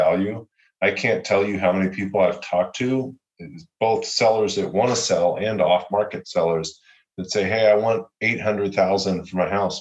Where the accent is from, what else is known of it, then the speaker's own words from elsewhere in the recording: Louisville, Kentucky, United States; now in Austin, United States; I'm from Louisville, Kentucky. Obviously, I live in Austin